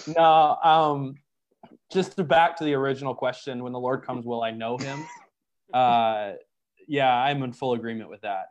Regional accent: United States; I am an American

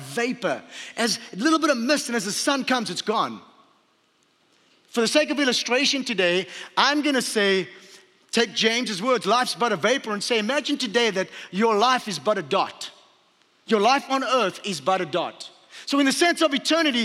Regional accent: Port Elizabeth, Eastern Cape, South Africa; moved away; also born or lived in Hawaii; I was born in Port Elizabeth, South Africa.

